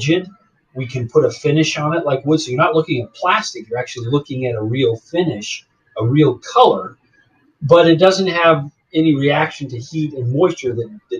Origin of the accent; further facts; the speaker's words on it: Arizona, United States; moved away as an adult; also born or lived in Jacksonville, Florida; now in Florida, United States; I'm originally from Arizona